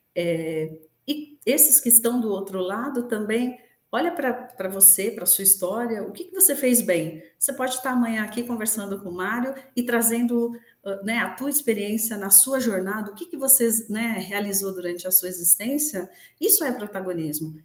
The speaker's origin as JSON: {"language": "Portuguese", "country": "Brazil", "said": "nós, como brasileiros"}